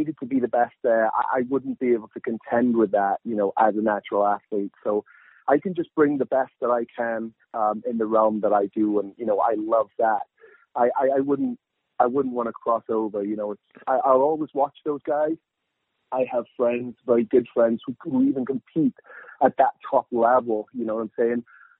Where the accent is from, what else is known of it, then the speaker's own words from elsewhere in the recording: United Kingdom; moved away as an adult; now in United States; But the funny thing is that every time that I go home back to the UK, I go home